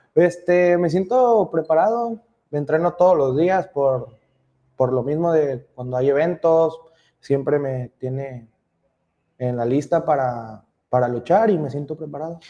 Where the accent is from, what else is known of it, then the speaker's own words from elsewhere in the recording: Manzanillo, Colima, Mexico; Yo soy de, aquí de Manzanillo